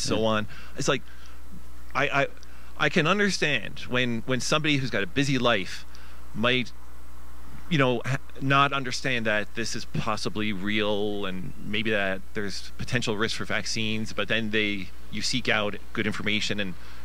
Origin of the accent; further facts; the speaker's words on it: Newfoundland and Labrador, Canada; I'm from Newfoundland